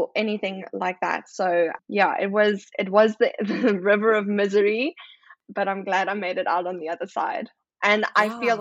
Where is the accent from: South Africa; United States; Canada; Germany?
South Africa; moved away; I'm obviously South African